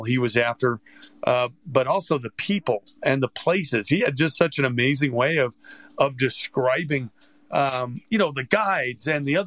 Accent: Gainesville, Florida, United States; I grew up in Gainesville, Florida.

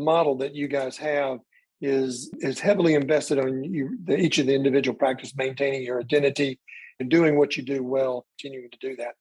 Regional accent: Alabama, United States; I'm from Alabama.

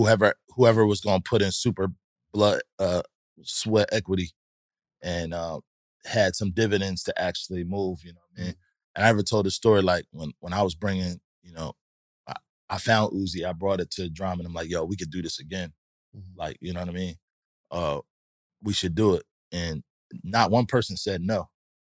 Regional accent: Louisville, Kentucky, United States; I'm from Kentucky. I'm from Louisville.

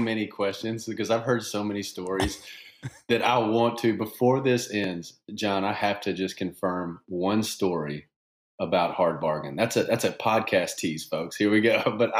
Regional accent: Shreveport, Louisiana, United States; Yeah, we grew up in Shreveport, so just northwest corner, right up there by the Texas line.

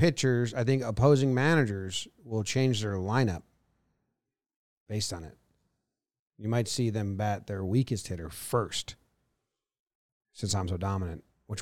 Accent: Slippery Rock, Pennsylvania, United States; Oh, man, it was good. I grew up in Slippery Rock.

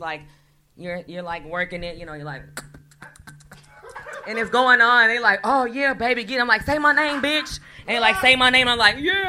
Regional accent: Kansas, United States; now in Los Angeles, United States; I'm from Kansas, and I live here now

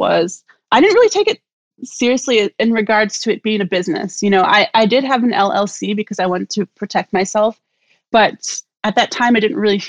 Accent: Milwaukee, Wisconsin, United States; also born or lived in Chicago; now in Columbus, United States; I'm from Milwaukee originally, and I lived in Chicago for some time, and I've lived in Columbus now for the past 10 years

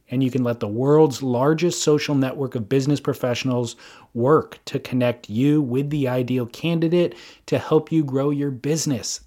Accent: Southern California, United States; I'm from Southern California, so, like, I grew up listening to K-Rock

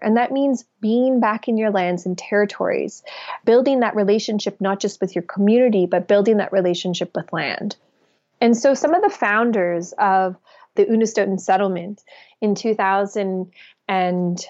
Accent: Alberta tar sands, Canada; I come from the Alberta tar sands, where we have seen the destruction

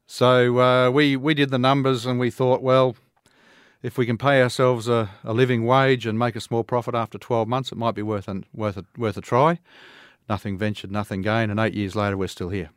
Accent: Toowoomba, Queensland, Australia; I'm a Queenslander, uh, raised right here in Toowoomba.

